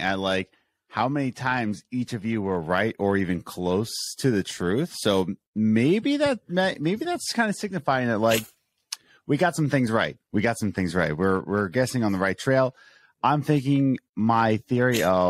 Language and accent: English; United States; I'm very American